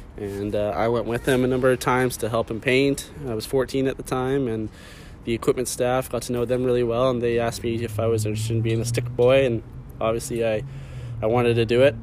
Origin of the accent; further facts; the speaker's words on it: Vancouver, British Columbia, Canada; I'm from Vancouver. This is my home